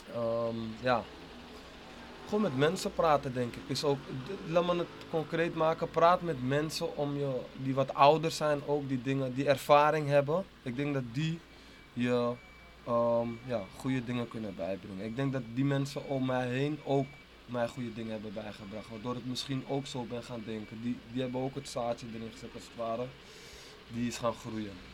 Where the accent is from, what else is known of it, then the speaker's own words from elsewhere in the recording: Amsterdam, North Holland, Netherlands; ik ben geboren en getogen in Amsterdam Oost